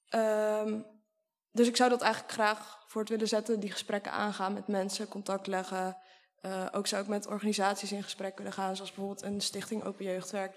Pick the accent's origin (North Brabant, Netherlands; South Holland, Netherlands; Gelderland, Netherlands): South Holland, Netherlands; Sliedrecht; Sliedrecht, dat is een dorpje waar ik ben opgegroeid en op dit moment woon.